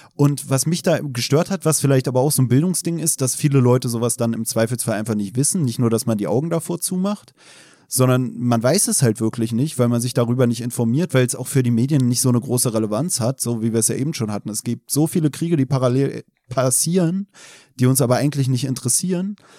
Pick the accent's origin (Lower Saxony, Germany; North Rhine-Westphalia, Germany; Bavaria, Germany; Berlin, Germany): Berlin, Germany; also born or lived in Chemnitz; ich komme aus Deutschland, äh, aus Berlin